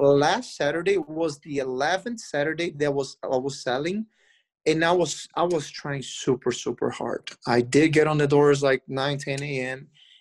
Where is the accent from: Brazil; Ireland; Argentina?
Brazil; moved away; I came from Brazil. Like, there, yeah, it's like, it's a warm country